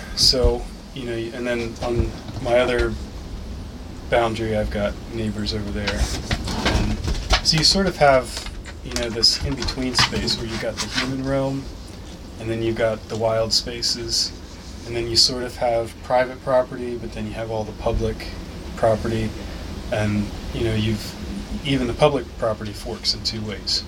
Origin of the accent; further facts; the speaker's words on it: United States; also born or lived in Newark, Delaware; I grew up um, at the tri state where Delaware, Maryland, and Pennsylvania come together almost exactly on that point